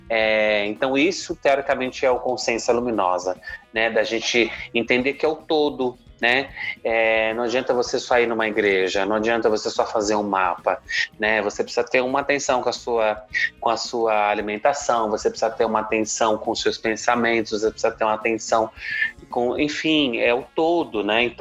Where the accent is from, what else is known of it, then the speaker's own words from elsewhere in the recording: Jundiaí, São Paulo, Brazil; sou de Jundiaí, São Paulo, né, que é interior aqui de São Paulo.